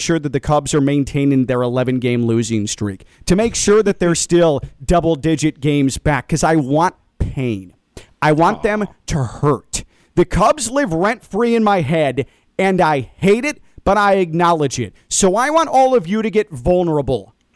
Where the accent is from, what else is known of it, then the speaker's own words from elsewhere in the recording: Chicago, Illinois, United States; I grew up in Chicago, in suburban Chicago